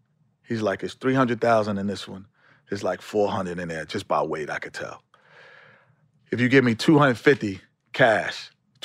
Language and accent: English; New York City, New York, United States; Growing up in New York City.